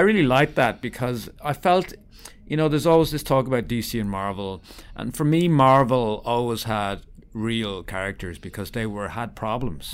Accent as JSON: {"language": "English", "country": "Ireland", "accent": "Irish", "said": "As you can tell from my accent, I'm Irish"}